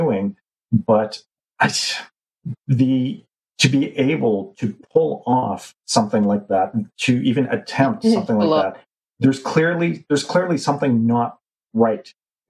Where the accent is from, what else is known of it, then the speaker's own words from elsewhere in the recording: Canada; even as a Canadian kid